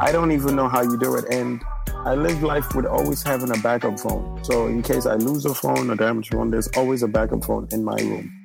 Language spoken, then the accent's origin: English; New York City, New York, United States; also born or lived in Nigeria; I grew up in the Bronx, so I know a lot of Ghanaians